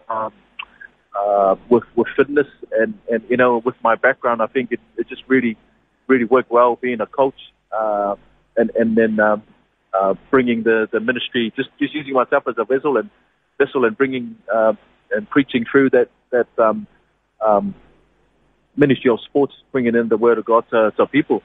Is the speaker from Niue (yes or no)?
yes; Niue; moved away; born and bred in Niue.